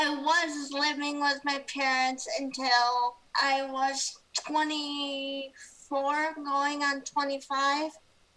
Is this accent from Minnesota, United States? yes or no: yes; Minnesota, United States; I grew up in Minnesota, the snowy Minnesota.